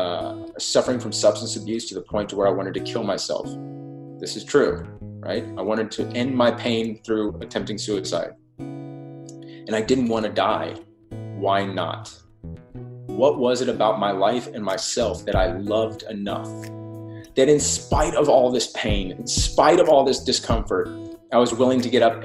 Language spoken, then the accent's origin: English; Texas, United States; as a Texan